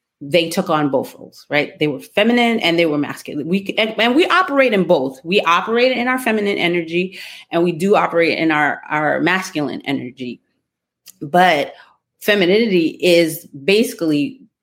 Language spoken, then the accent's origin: English; New York City, New York, United States; I grew up in the streets of Brooklyn in the 80s and 90s.